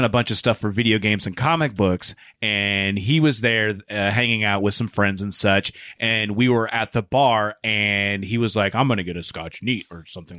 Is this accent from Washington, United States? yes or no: yes; Tacoma, Washington, United States; we're all from Tacoma.